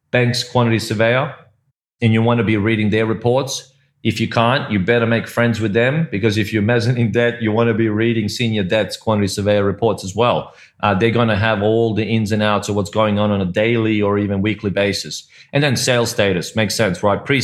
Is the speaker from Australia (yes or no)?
yes; Australia; also born or lived in Croatia; now in Malta; I'm originally I was born in Croatia, so that is kind of close to home but it has those opportunities, as you said. And Malta, just like Cyprus, just like where you are, Mike, which is Singapore, where I lived before, which is Hong Kong, or where we're from, Australia